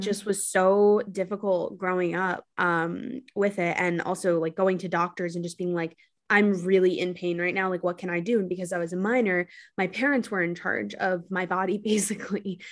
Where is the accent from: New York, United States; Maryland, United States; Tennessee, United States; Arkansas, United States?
New York, United States; New York City; also born or lived in Los Angeles; I'm from New York City